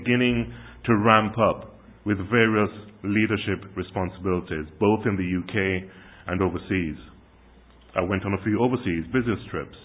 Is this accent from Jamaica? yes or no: yes; Kingston, Jamaica; moved away; When I was growing up in Jamaica in the 70s and 80s